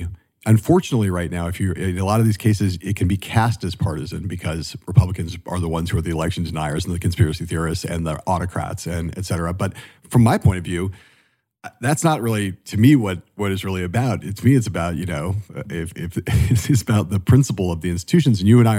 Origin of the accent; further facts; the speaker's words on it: the West, United States; But I'm sitting here right now talking to you in Arizona. You know, I'm from the West. And the West is weird, man.